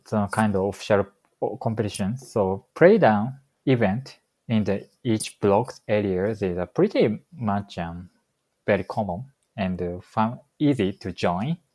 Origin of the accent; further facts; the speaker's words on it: Tokyo, Japan; moved away as an adult; now in Chicago, United States; I'm from Tokyo, um, the area around Tokyo. So I was living in Tokyo before coming to the United States.